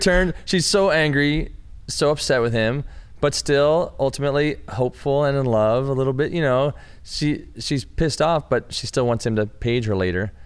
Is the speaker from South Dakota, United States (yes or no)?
no; Michigan, United States; I'm from Michigan, you know, and, and we have our small towns that are similar